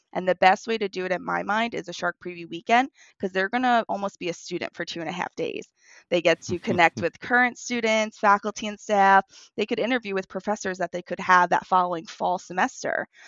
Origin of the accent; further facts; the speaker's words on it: Long Island, New York, United States; moved away as an adult; now in South Florida, United States; I actually am born and raised on Long Island, and I moved down to South Florida in twenty eighteen.